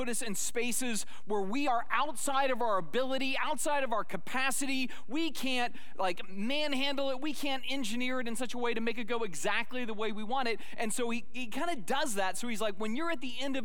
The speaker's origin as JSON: {"language": "English", "town": "Sedona", "region": "Arizona", "country": "United States", "tie": "born or raised there", "said": "when I was a little boy growing up in Sedona, Arizona"}